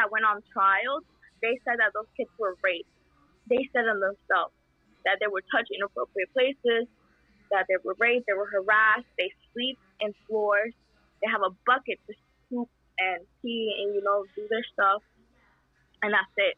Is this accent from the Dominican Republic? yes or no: no; El Salvador; English is a second language; now in United States; I was born in El Salvador